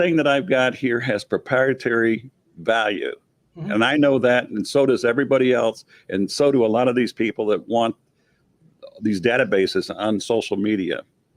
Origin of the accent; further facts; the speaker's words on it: Detroit, Michigan, United States; I'm from Detroit